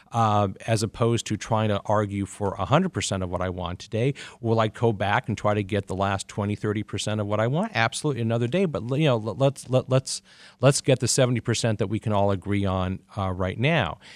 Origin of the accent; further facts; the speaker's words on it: Pacific Northwest, United States; also born or lived in Mid-Atlantic; now in Detroit, United States; I grew up in the Pacific Northwest and the Mid-Atlantic